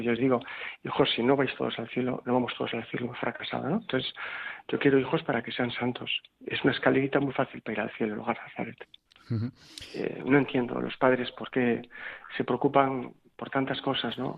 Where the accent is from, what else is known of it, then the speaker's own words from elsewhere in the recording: Bilbao, Basque Country, Spain; moved away as an adult; yo soy profundamente español. Soy bilbaíno